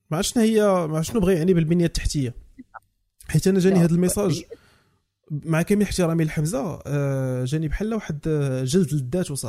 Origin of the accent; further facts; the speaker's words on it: Morocco; خصنا نبداو نديرو كمغاربه